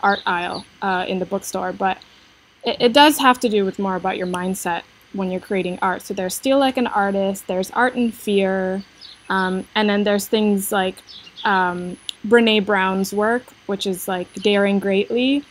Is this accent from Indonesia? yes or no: yes; Indonesia; moved away as an adult; also born or lived in United States; I was born and raised in Indonesia to an Indonesian mother and an American father.